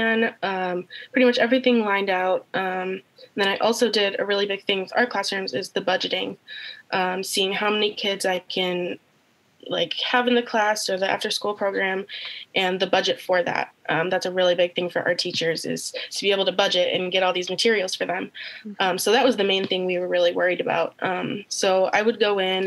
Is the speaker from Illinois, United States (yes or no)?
yes; Wilmington, Illinois, United States; I'm from Wilmington, Illinois, about an hour south of Chicago. So I'm pretty far from home